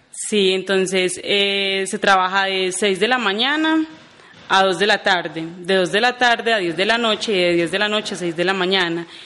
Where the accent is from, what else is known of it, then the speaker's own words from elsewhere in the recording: Jericó, Antioquia, Colombia; Claro que sí, yo soy de Jericó, 25 eh, años ya acá en Jericó.